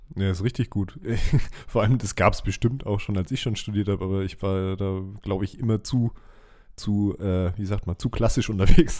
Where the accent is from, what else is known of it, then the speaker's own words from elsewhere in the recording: Southern Germany, Germany; bei uns in Süddeutschland